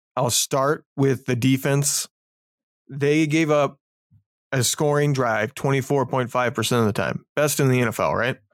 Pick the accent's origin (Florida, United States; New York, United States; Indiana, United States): Indiana, United States; moved away; I grew up in Indiana during the Peyton Manning years.